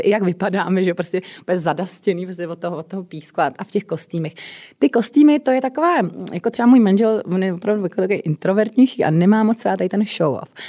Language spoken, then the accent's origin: Czech; Czechia; u nás v Čechách